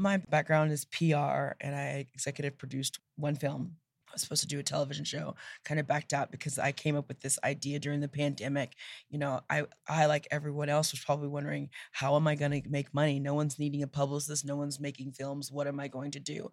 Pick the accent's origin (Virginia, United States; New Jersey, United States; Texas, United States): Texas, United States; Nacogdoches; I grew up in Nacogdoches, Texas